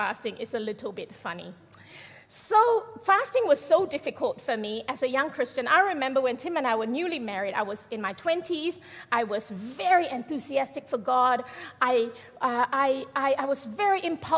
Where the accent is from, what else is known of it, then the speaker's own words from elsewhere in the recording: Malaysia; I'm Malaysian